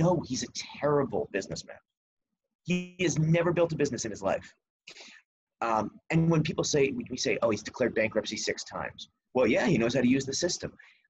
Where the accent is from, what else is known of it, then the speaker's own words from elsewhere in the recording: East Coast, United States; I grew up on the East Coast, right? I don't know if everybody outside of the East Coast has known Donald Trump as long as we have.